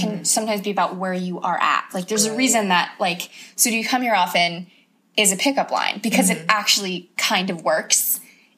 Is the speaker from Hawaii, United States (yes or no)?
yes; Oahu, Hawaii, United States; I'm from Oahu. I'm from Hawaii